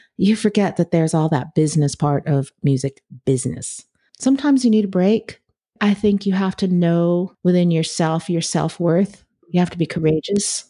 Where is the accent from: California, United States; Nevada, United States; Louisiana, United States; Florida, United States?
California, United States; I grew up in California, so we didn't have an air conditioner in my house